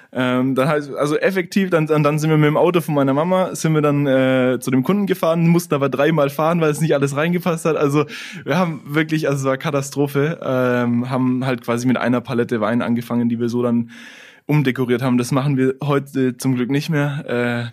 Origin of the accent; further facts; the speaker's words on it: Lauf an der Pegnitz, Bavaria, Germany; also born or lived in Italy; Wir kommen beide aus Lauf, sind da im COT auch auf die Schule gegangen